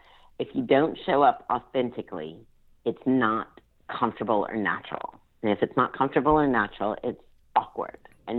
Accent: Baton Rouge, Louisiana, United States; born there; Well, I was born in Baton Rouge, Louisiana, so I am a Southern woman

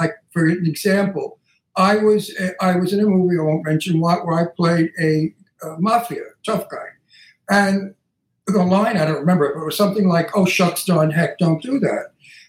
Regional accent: New York City, New York, United States; I'm from Brooklyn and I grew up with the mafia

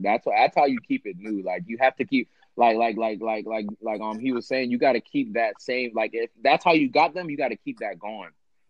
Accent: Jamaica; I'm Jamaican

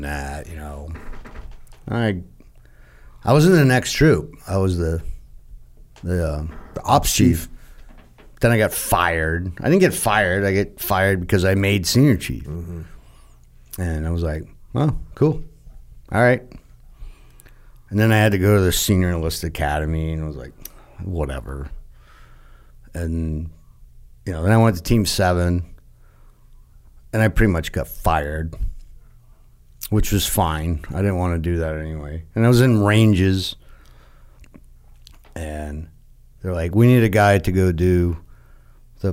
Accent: New England, United States; I'm from New England

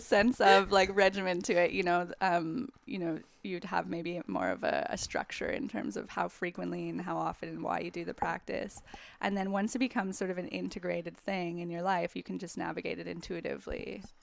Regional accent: Calgary, Alberta, Canada; now in New York, United States; I'm from Calgary, Canada

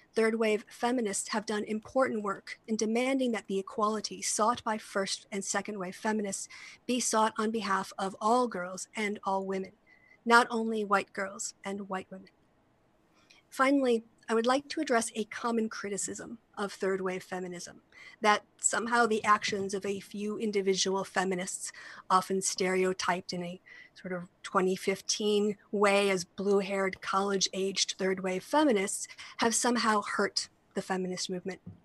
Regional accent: United States; my home country of the United States

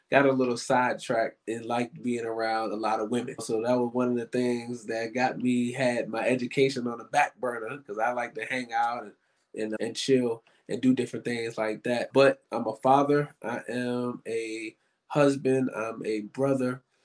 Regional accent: Richmond, Virginia, United States; moved away; I was born and raised in Richmond and graduated high school

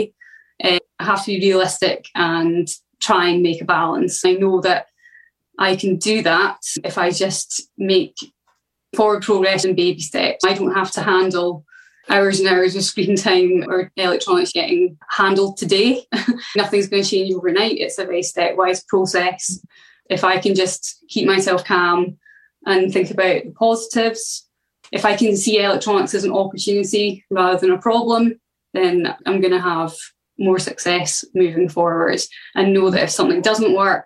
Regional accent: Scotland, United Kingdom; I come from Scotland.

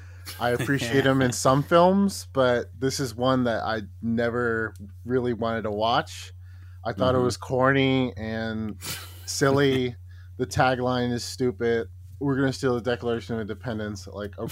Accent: United States; moved away as an adult; now in Japan; I'm American and I'm living in Japan. It's been here for like 6-7 years

